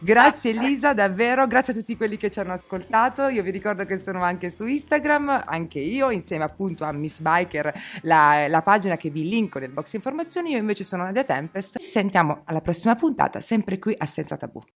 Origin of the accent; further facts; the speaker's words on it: Apulia, Italy; io sono pugliese